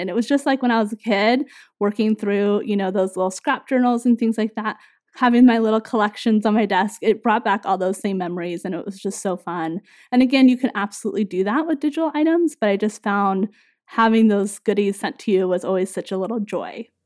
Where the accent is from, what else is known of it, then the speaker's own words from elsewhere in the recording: Northern California, United States; moved away as an adult; also born or lived in Minnesota; we grew up in Northern California